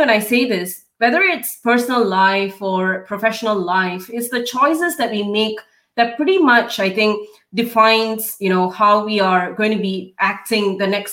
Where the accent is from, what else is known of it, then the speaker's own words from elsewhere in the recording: Singapore; moved away as an adult; now in Melbourne, Australia; So, I'm a Singaporean. I grew up and, did my education and everything in Singapore